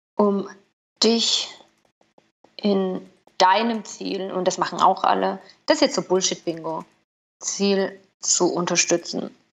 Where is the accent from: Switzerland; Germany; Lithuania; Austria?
Switzerland; Bei uns in der Schweiz zum Beispiel gibt es Telemedizin.